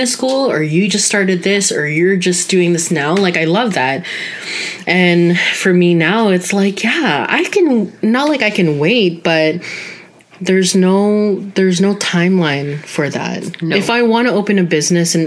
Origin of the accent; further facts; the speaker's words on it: Canada; being Canadian-born Filipinas